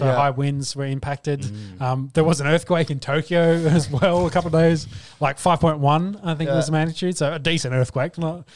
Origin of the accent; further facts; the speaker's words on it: Australia; we're all Australian.